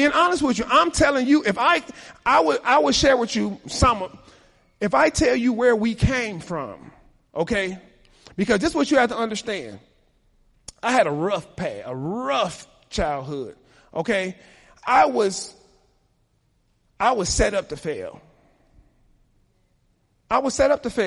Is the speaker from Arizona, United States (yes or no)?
no; Chicago, Illinois, United States; I was raised in Chicago